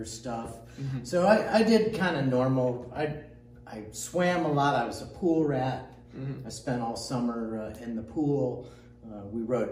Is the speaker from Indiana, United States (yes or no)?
yes; Indiana, United States; moved away as an adult; now in Texas, United States; I grew up in Indiana